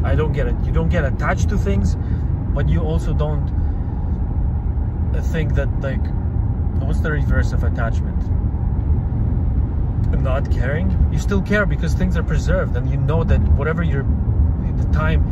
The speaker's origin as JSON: {"language": "English", "country": "Kazakhstan", "tie": "born or raised there", "said": "I was born in Kazakhstan"}